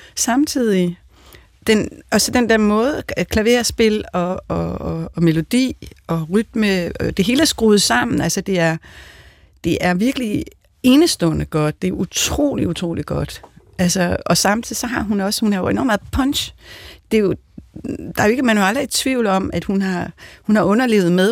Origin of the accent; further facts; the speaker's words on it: Denmark; jeg er jo også en dansker